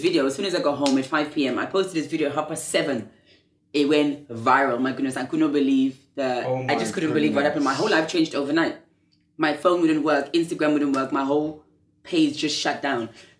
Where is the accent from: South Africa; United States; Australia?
South Africa; now in London, United Kingdom; I was born in South Africa in 1992 during apartheid